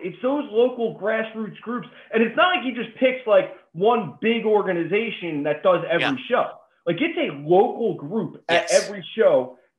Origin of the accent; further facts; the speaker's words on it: New Jersey, United States; I'm a Giants fan, born and raised in the Jersey Shore, Giants, Yankees, like that's what it is for me.